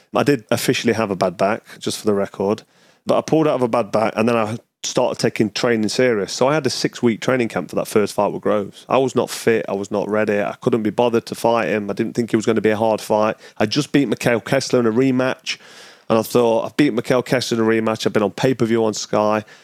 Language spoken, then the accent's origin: English; Nottingham, East Midlands, United Kingdom; back to Nottingham, my hometown